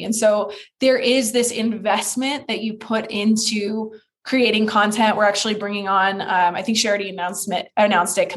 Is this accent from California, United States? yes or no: yes; Petaluma, California, United States; my hometown, Petaluma, California